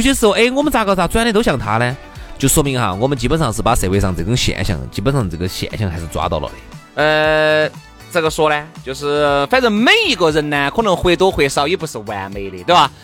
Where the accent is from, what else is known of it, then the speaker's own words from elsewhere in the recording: Chengdu, Sichuan, China; 我们成都人的收，收，收入